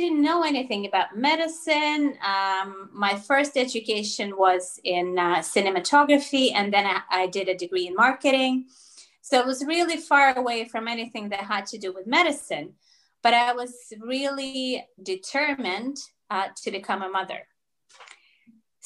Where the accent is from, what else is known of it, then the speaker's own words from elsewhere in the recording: Russia; first language Russian; English is a second language; also born or lived in Toronto, Canada; now in Spain; I speak Russian because I was born in Russia and that's my first language